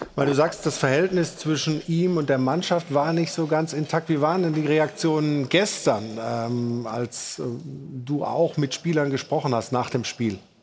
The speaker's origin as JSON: {"language": "German", "town": "Stuttgart", "region": "Baden-Württemberg", "country": "Germany", "moved": "yes", "lives_now": "Cologne, Germany", "said": "Ich komme aus Stuttgart"}